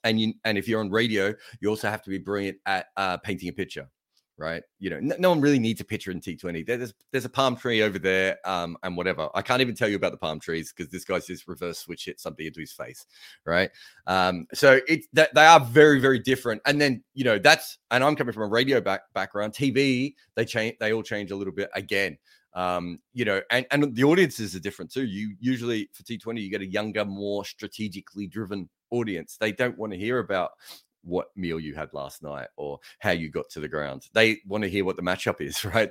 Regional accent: Australia; I'm Australian

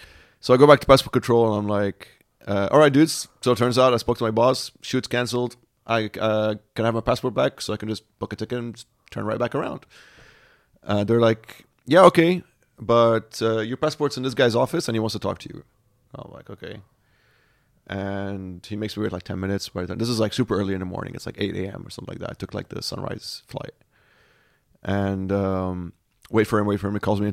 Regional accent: Senegal; born there; also born or lived in Nigeria; Dad was born in Sierra Leone. I was born in Senegal. So we're very much West Africa.

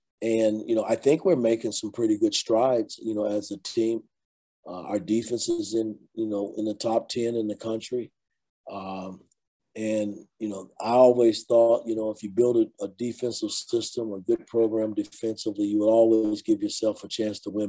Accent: Indianapolis, Indiana, United States; growing up in Indianapolis

